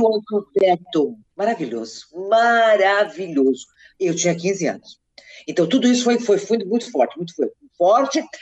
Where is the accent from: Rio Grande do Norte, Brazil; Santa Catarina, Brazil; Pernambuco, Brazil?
Santa Catarina, Brazil; Capinzal; also born or lived in Curitibanos, Santa Catarina / Campina do Cerro, Santa Catarina; Curitibanos foi onde eu morei muitos anos, Capinzal, a cidade onde eu nasci